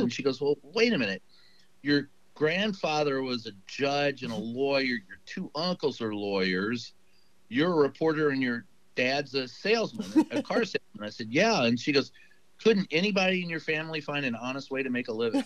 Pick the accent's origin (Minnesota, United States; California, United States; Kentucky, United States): Kentucky, United States; Louisville; Louisville, Kentucky